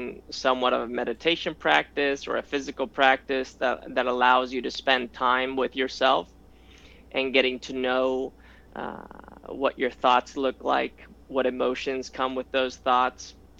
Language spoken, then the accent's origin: English; Spain; moved away; I grew up in Spain